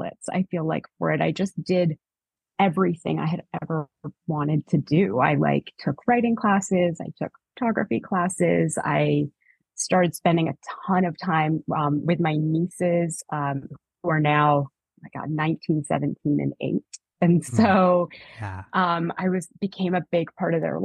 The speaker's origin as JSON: {"language": "English", "country": "Canada", "also_born_or_lived": "New York", "moved": "yes", "said": "I'm from Canada."}